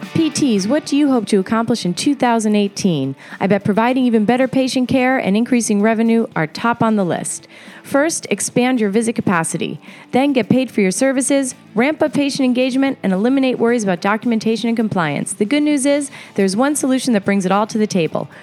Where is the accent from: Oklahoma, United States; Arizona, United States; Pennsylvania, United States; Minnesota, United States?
Pennsylvania, United States; I'm from Pennsylvania.